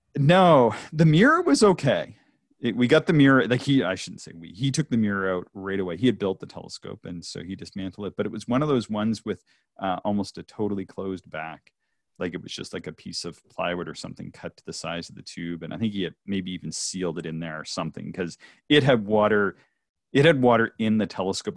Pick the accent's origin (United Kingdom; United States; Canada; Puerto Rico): Canada; Nova Scotia; moved away; also born or lived in Ontario; so I come from Nova Scotia, which is traditionally a very cloudy and rainy place.